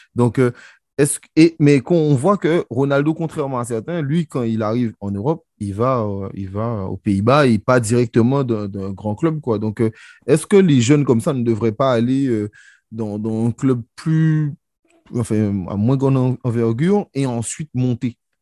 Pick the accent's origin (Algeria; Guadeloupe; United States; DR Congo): Guadeloupe; je suis guadeloupéen